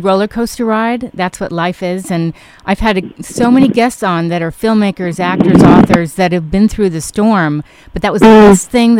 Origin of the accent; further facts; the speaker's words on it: New York City, New York, United States; moved away; I grew up in Manhattan